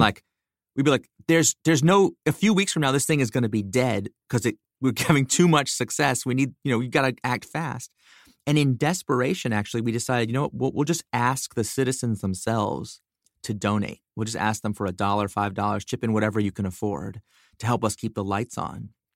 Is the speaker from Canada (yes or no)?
no; United States; I grew up in America. You know, I'm an American citizen.